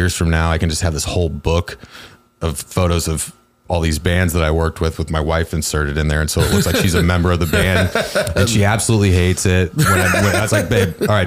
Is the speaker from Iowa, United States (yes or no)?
yes; Cedar Rapids, Iowa, United States; moved away; I'm from Cedar Rapids, Iowa